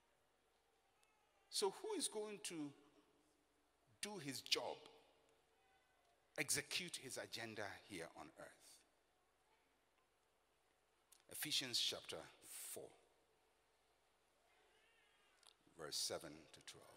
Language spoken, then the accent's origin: English; Elmina, Central Region, Ghana; I'm a Fanti from Elimina of the Anona clan